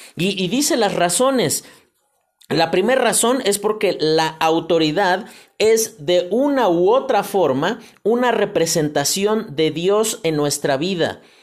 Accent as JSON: {"language": "Spanish", "country": "Mexico", "said": "como mexicanos"}